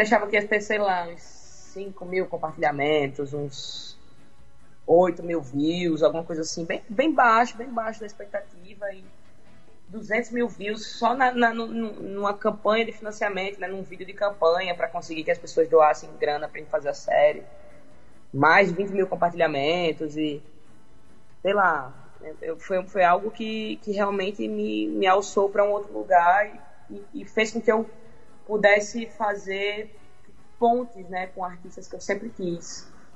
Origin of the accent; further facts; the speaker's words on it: Parnamirim, Rio Grande do Norte, Brazil; minha cidade continua sendo Parnamirim